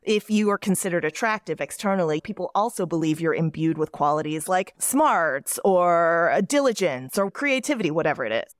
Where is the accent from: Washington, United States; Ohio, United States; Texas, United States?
Texas, United States; Dallas; moved away as an adult; also born or lived in Seoul, South Korea; I grew up in Dallas, Texas